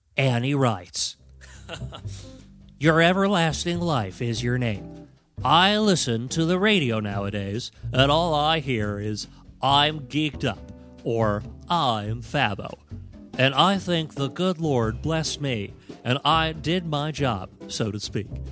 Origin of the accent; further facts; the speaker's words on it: United States; I'm an American.